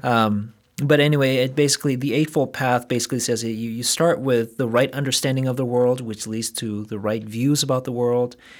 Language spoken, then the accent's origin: English; South Korea; moved away; I grew up in South Korea